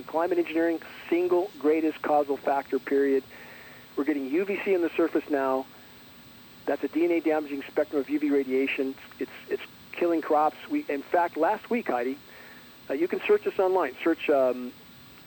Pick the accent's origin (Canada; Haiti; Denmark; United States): United States; Southern California; I grew up in Southern California